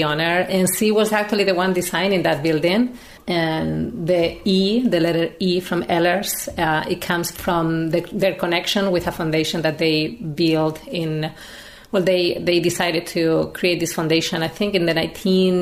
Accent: Madrid, Community of Madrid, Spain; English is a second language; moved away as an adult; now in Napa Valley, United States; I'm from Madrid originally in Spain.

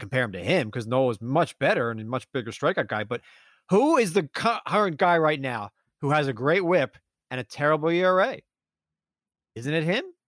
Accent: Philadelphia, Pennsylvania, United States; I'm from Philadelphia.

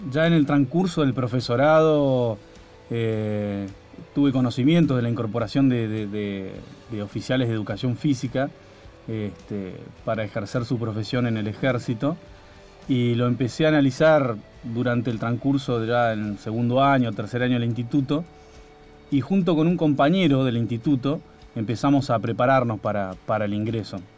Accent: Santa Fe, Argentina; born there; Bueno, soy nacido en Santa Fe, Santa Fe Capital, ahí la tierra del puente colgante y, la buena cerveza.

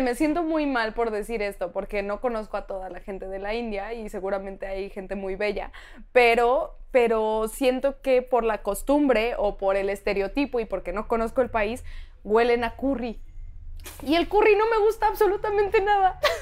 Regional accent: Mexico; also born or lived in New York; cada vez que nos preguntaban de dónde eres, yo decía, México.

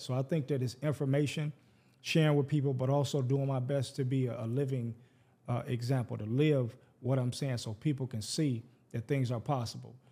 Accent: Detroit, Michigan, United States; growing up in Detroit, which is, by statistics, the blackest city in America. We eighty-seven percent black

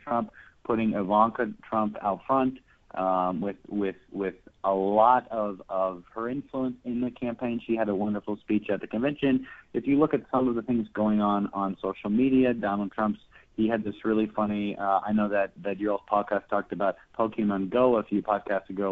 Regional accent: Texas, United States; here in my home state of Texas now

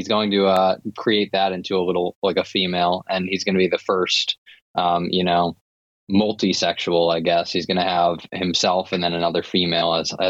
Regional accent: Massachusetts, United States; I'm from Massachusetts

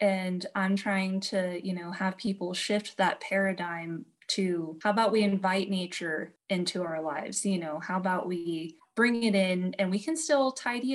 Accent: Norton, Kansas, United States; So I grew up in Northwest Kansas around Norton, like in Norton, Decatur County.

